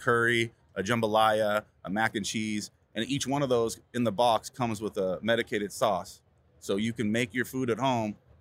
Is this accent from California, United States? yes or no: yes; Calaveras County, Northern California, United States; moved away as an adult; now in Southern California, United States; I'm from originally Northern California, and up there in the first county to go legal in the state, Calaveras County.